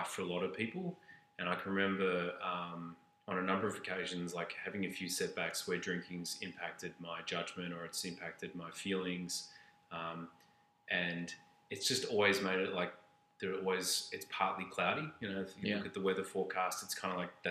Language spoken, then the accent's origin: English; Australia; moved away as an adult; now in Canada; being Australian and moving to Canada